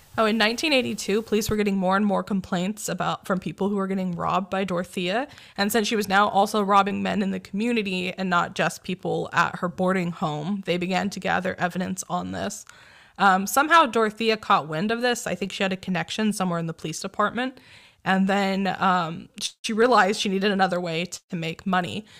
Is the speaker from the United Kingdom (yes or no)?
no; Sanger, California, United States; Sanger shout out